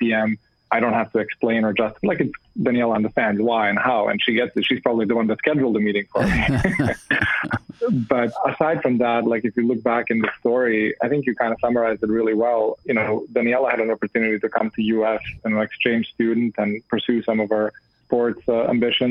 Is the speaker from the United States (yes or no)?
no; Belgrade, Serbia; moved away as an adult; also born or lived in Canada; I grew up in Belgrade